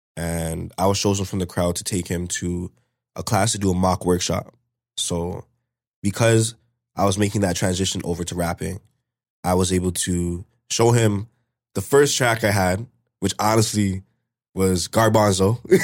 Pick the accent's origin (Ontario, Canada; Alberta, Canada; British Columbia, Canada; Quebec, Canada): Ontario, Canada; Brampton; also born or lived in Toronto; I was born in Toronto. Um, we lived up in Toronto, I think, up until I was, like, three or four. And then after that, we moved over to Brampton, um, still at the same spot, actually